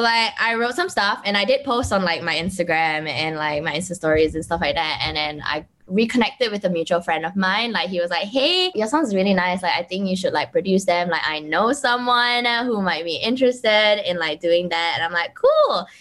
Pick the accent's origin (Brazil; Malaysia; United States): Malaysia; Kuching, Sarawak; I'm from Kuching